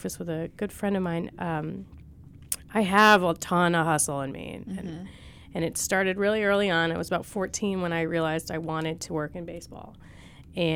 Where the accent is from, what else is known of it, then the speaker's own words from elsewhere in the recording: outside Buffalo, New York, United States; moved away; I'm from outside Buffalo, New York